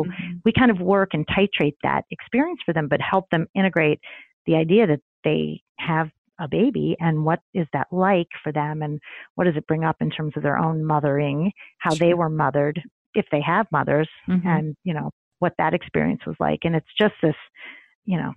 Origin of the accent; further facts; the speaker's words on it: Midwest, United States; now in New York City, United States; I grew up in the Midwest